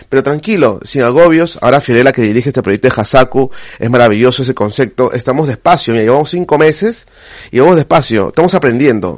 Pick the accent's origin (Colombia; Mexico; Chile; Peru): Peru; now in Spain; Siendo peruano